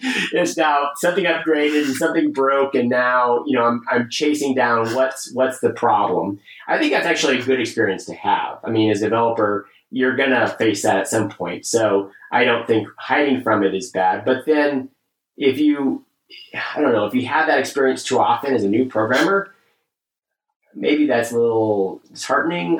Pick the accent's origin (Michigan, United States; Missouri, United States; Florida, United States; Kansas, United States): Kansas, United States; I grew up in Kansas